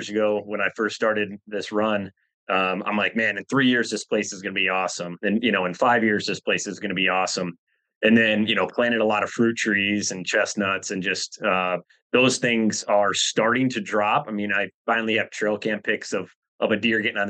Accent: Michigan, United States; Born and raised in Michigan.

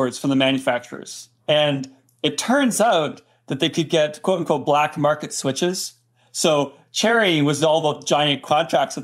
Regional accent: Canada; moved away as an adult; now in United States; I'm Canadian

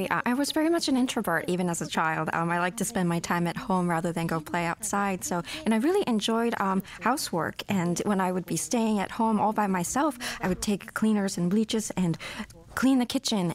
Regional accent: Tokyo, Japan; I was born and raised in Tokyo, Japan.

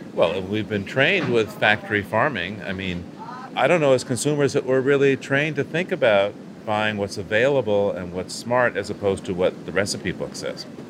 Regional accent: Boston, Massachusetts, United States; Bart and I grew up in Boston

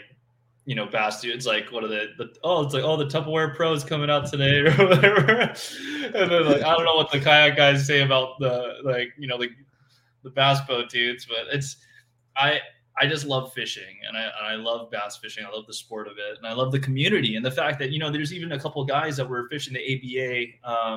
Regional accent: Honolulu, Hawaii, United States; I grew up in Honolulu, which is the city. I grew up in Palolo Valley, which is the valley I grew up in.

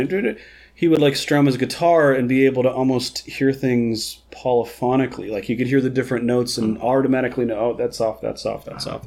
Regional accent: Florida, United States; I grew up in Florida

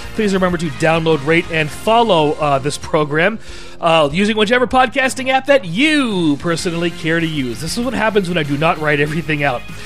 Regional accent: Washington, United States; I'm from Washington.

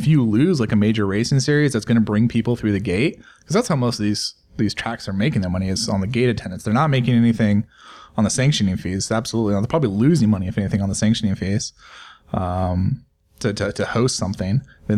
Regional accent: California, United States; I'm a transplant from California.

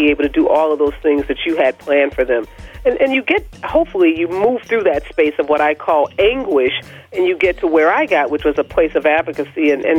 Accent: Midwest, United States; She grew up in the Midwest. I'm from the Midwest.

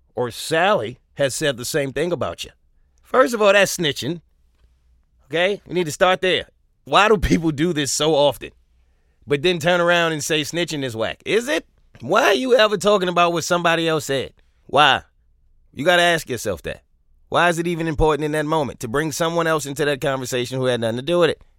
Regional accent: New York, United States; I'm from New York

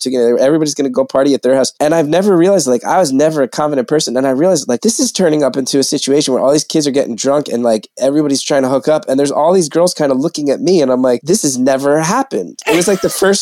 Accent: West Orange, New Jersey, United States; I grew up in the down the hill section of West Orange.

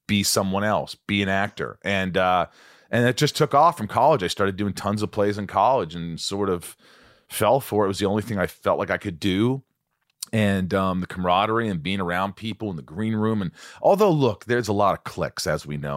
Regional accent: Indiana, United States; also born or lived in New York; I was born in New York, but I grew up in Indiana, small town in Indiana, from the time I was 8 on

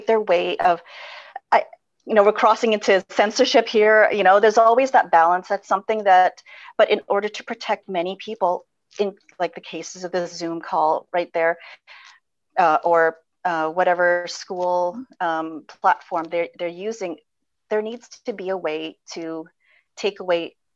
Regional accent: Philippines; moved away; I come from the Philippines

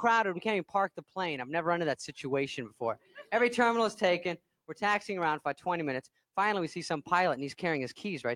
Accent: Arizona, United States; moved away; I'm from Arizona

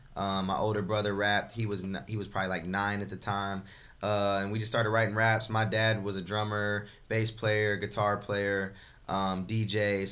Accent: Bloomington, Illinois, United States; Bloomington, Illinois.

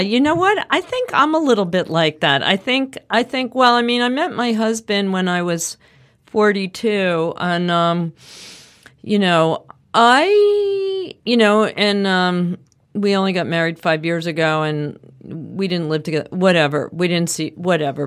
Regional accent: suburbs of Philadelphia, Pennsylvania, United States; also born or lived in Manhattan, New York; I lived in Manhattan, started in town until I was eight, and then we moved to the suburbs of Philadelphia.

